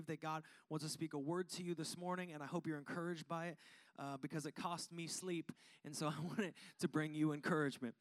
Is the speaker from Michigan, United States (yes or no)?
no; Seattle, Washington, United States; now in Arizona, United States; growing up in Washington